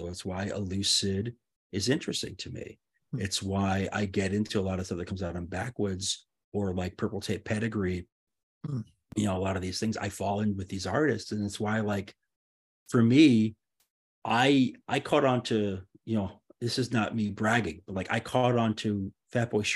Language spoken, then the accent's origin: English; New York, United States; I grew up in New York